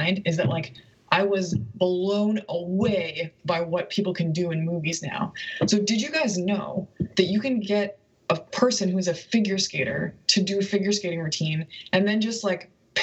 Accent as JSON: {"language": "English", "country": "Canada", "moved": "yes", "lives_now": "Tuscaloosa, United States", "said": "being a Canadian in the US is rarely a notable experience."}